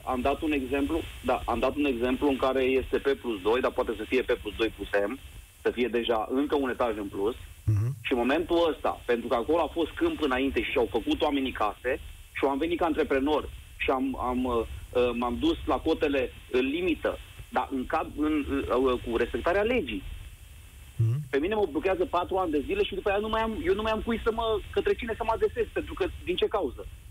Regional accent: Timișoara, Timiș County, Romania; now in Germany; Din Germania vă sun, sunt din Timișoara

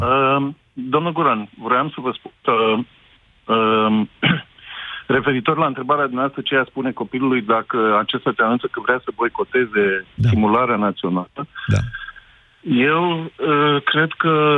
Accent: Romania; locuiesc aici în România acum și sunt român

